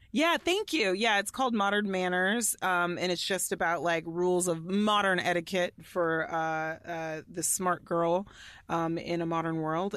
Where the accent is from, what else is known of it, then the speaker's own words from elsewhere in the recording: Allen, Texas, United States; where I grew up in Allen, Texas